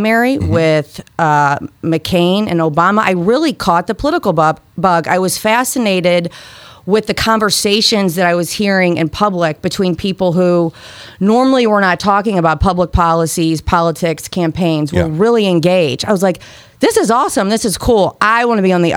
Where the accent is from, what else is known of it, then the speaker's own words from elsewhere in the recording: St. Louis, Missouri, United States; born and raised in St. Louis, proud St. Louisan